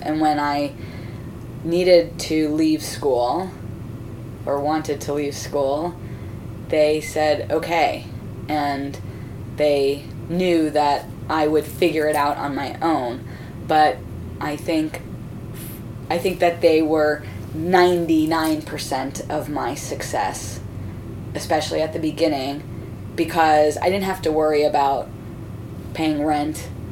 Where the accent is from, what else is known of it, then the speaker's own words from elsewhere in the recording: Miami, Florida, United States; I grew up in Miami